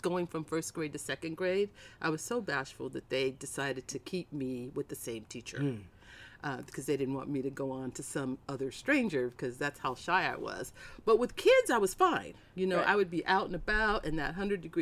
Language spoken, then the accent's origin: English; Tucson, Arizona, United States; also born or lived in Nashville, Tennessee; I was born in Nashville, and I grew up in Tucson, Arizona.